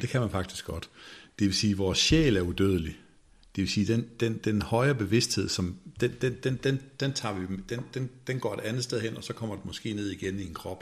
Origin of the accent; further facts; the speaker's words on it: Denmark; som danskere